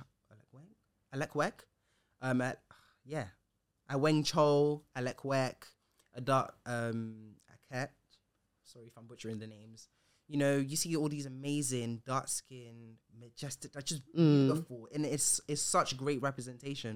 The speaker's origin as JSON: {"language": "English", "country": "Ghana", "said": "I didn't say the because I'm Ghanaian"}